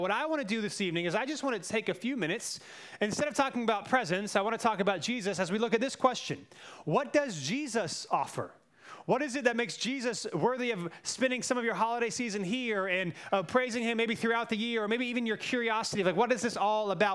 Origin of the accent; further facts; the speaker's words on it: Cary, North Carolina, United States; I grew up in Cary